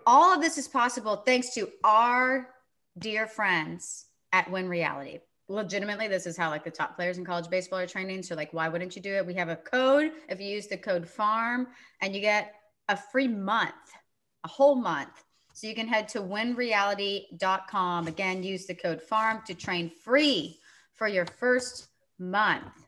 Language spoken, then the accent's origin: English; Sugar Land, Texas, United States; I'm from Sugarland, Texas